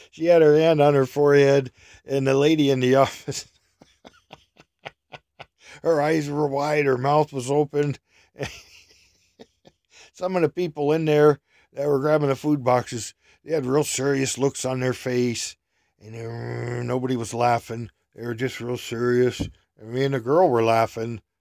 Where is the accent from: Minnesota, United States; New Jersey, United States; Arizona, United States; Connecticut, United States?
Minnesota, United States; Yeah, how do you know I'm from Minnesota?